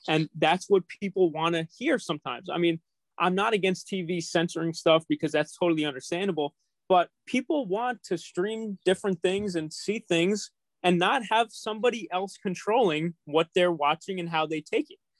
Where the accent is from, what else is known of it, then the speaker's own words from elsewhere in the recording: New York City, New York, United States; I'm a New Yorker